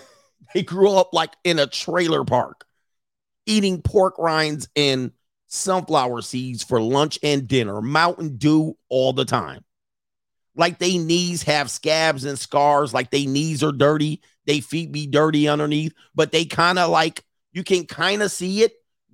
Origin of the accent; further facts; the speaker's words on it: Florida, United States; I ain't no sorority girl. I grew up in Orange County, Florida.